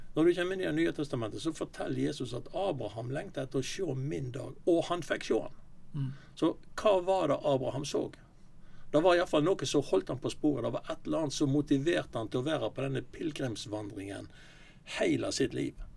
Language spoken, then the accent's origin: Norwegian; Osterøy, Vestland, Norway; now in Sotra, Norway; Jeg er fra Osterøy, jeg bor på Sotra nå